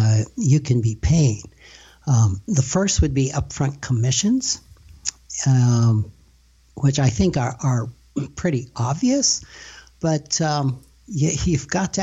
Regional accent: Rapid City, South Dakota, United States; I've born and raised in Rapid City, South Dakota

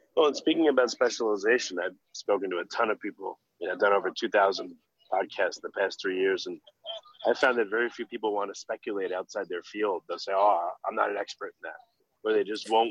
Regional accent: New York, United States; I grew up in New York

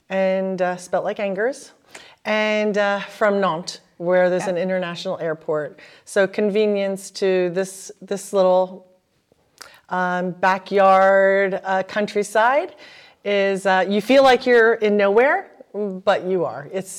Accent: New Jersey, United States; from New Jersey.

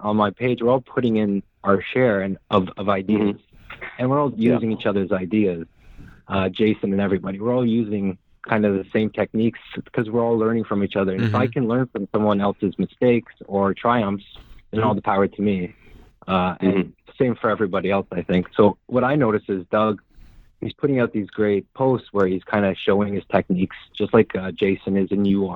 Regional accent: Canada; I was born in Canada, but my father is Hungarian, so European

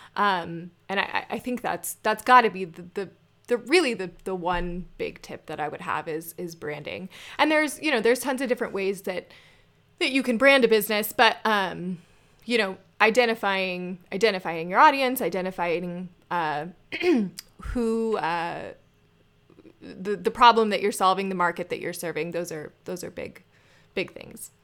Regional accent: Scottsdale, Arizona, United States; I grew up in Scottsdale.

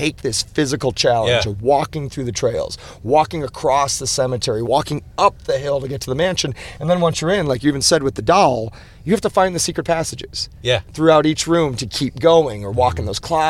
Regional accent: Chicago, Illinois, United States; I grew up in Chicago

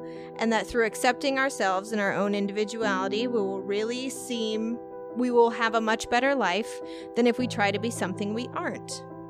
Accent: Canada; We named her Raven. Not a super common name here. I'm Canadian.

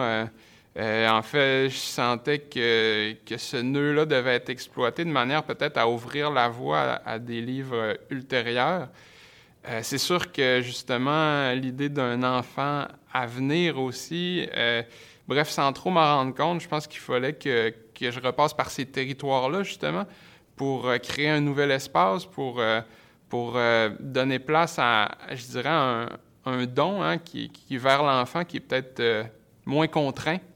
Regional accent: Saguenay, Quebec, Canada; le rapport aussi au territoire saguenéen, je viens du Saguenay

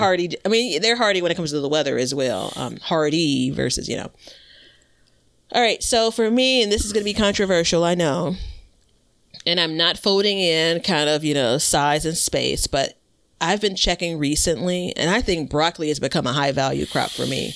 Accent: Chicago, Illinois, United States; I'm from Chicago. I live in Chicago

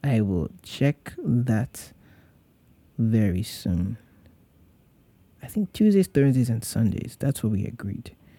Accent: Nigeria; moved away; as a Nigerian who was trying to serve his country

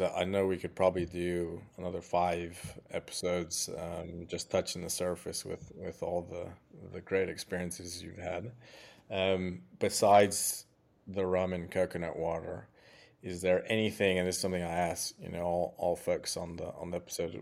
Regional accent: Mexico; "Where are you from?" and I say Mexico

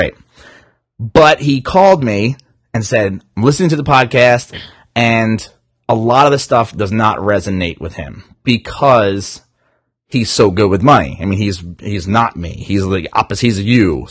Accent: New Jersey, United States; I'm from Jersey

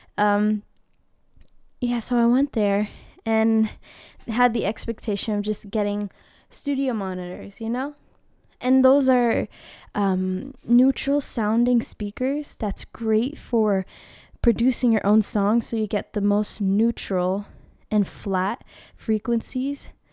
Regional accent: Philippines; I'm Filipina. Filipino

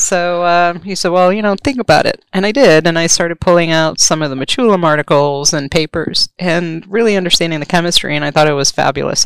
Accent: Rhode Island, United States; moved away; also born or lived in Maryland; I'm from New England. I'm actually um, from Rhode Island, of all places

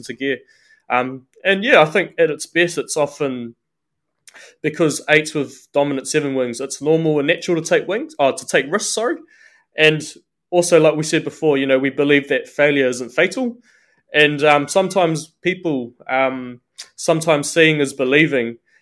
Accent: New Zealand; I'm born and bred in Aotearoa, New Zealand.

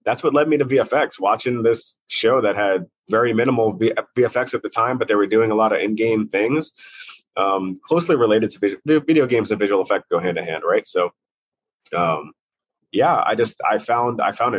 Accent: New York City, New York, United States; also born or lived in Brooklyn; I grew up mostly in Maspeth, Middle Village area. Just on a borderline where Brooklyn and Queens meet. But yeah, I grew up in New York City

